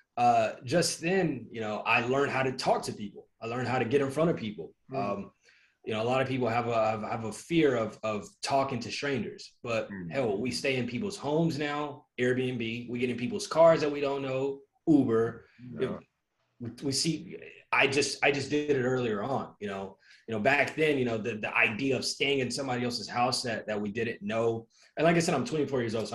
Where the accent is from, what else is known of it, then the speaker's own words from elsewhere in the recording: Fort Worth, Texas, United States; moved away as an adult; also born or lived in Dallas; now in Miami, United States; I'm from Fort Worth, Texas, but now, you know, I'm based in Miami and Dallas for the most part